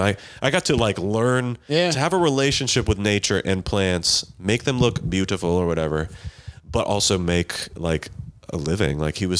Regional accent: Waterford, Pennsylvania, United States; now in Pittsburgh, United States; I grew up in a place called Waterford, Pennsylvania, which is north of here, but south of Erie, Pennsylvania.

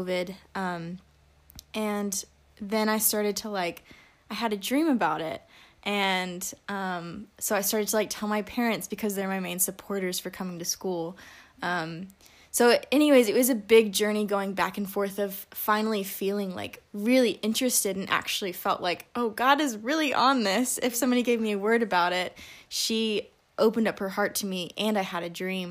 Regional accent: Alabama, United States; I am from Sweet Home, Alabama.

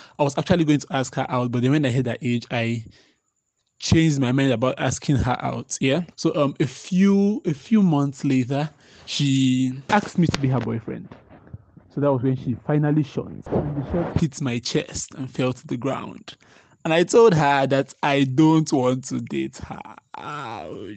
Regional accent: Boki, Cross River, Nigeria; I'm from Boki.

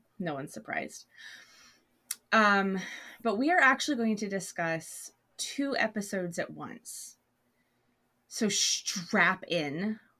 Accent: Memphis, Tennessee, United States; Now, I grew up in Memphis

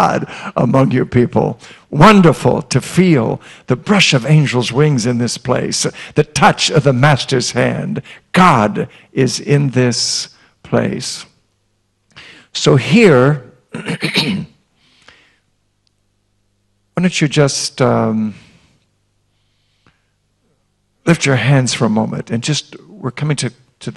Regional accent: Iowa, United States; I grew up in Iowa

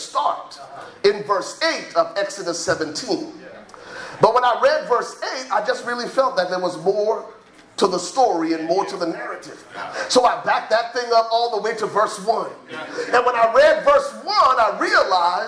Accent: Liberia; now in United States; I'm originally from Liberia, West Africa. So if you hear an accent come out, it's because I'm from Liberia

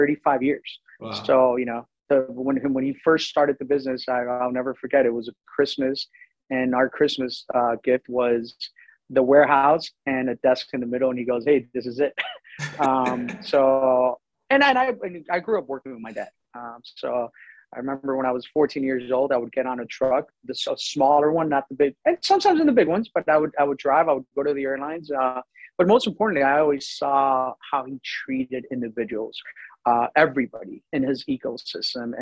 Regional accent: Miami, Florida, United States; moved away as an adult; also born or lived in Colorado; now in DMV area, United States; I grew up in Miami

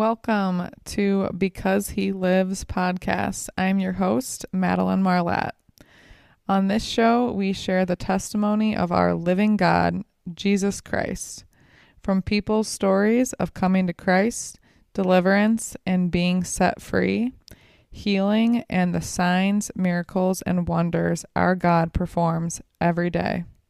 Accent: Illinois, United States; moved away; growing up in Illinois

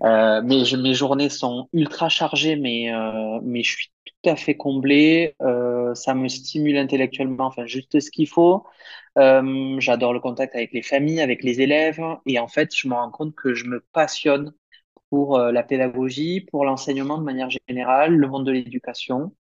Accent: Perpignan, Occitania, France; moved away as an adult; also born or lived in Limoges; now in Guadalajara, Mexico; j'ai obtenu un bac scientifique en France, euh, à Perpignan, dans le sud de la France

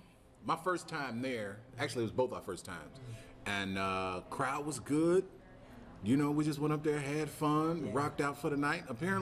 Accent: Chicago, Illinois, United States; I'm from the south side of Chicago.

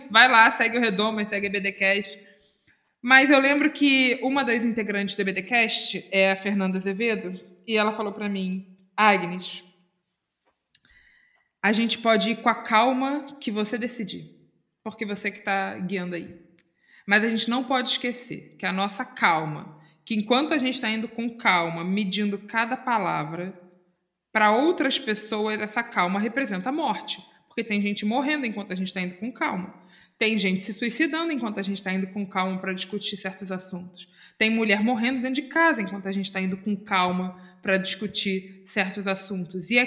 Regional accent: Itacuruçá, Rio de Janeiro, Brazil; Pois é, eu sou de Itacuruçá.

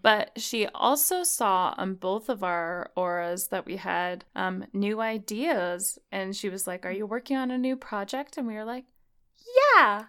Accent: Utah, United States; we live in Utah, so, uh, it, I feel like it's affected me 'cause I grew up in Utah

